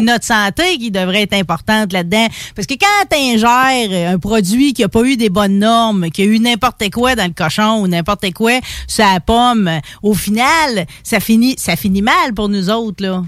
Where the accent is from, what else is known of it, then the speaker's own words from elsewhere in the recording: Saint-Antoine-de-Pontbriand, Quebec, Canada; je viens de Saint-Antoine-de-Pontbriand, mon père a travaillé à Mine nationale